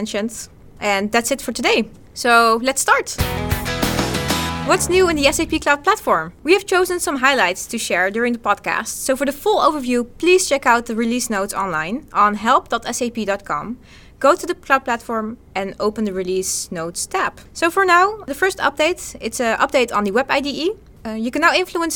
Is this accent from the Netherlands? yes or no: yes; Netherlands; as we say in the Netherlands, goedendag